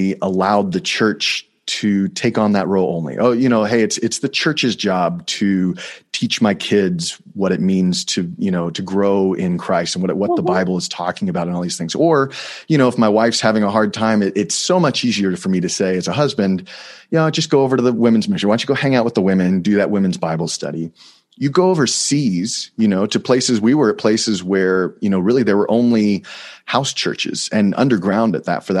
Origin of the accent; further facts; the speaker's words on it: Texas, United States; moved away; I grew up in Texas, like I said, and part of being a Texan